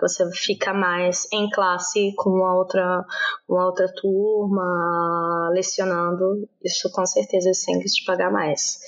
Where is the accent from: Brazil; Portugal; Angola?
Brazil; Brasília, Federal District; moved away as an adult; also born or lived in Ireland; now in Naples, Italy; eu sou de Brasília, eu nasci cresci em Brasília, porém são nove anos que eu moro na Itália